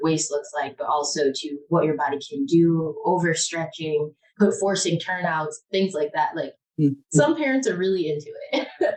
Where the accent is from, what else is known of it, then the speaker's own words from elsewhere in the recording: Michigan, United States; moved away; also born or lived in Detroit, Michigan / Ann Arbor, Michigan; I am originally from Michigan, born in Detroit, graduated from Ann Arbor Public Schools